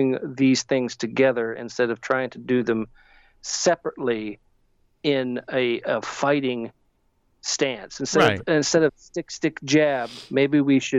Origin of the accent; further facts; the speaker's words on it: United States; we're all Americans